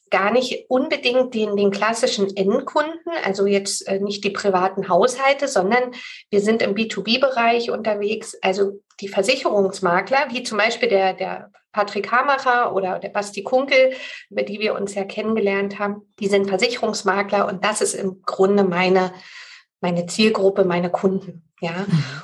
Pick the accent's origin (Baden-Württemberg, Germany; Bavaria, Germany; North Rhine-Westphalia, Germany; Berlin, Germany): Berlin, Germany; ich wohne ja in Berlin und bin auch eine Berliner Pflanze, bin hier groß geworden